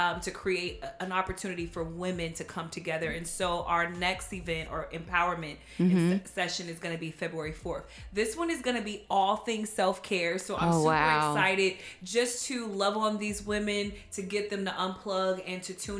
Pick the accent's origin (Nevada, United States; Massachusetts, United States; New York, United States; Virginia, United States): Nevada, United States; Las Vegas; now in Dallas, United States; I am originally from Las Vegas, Nevada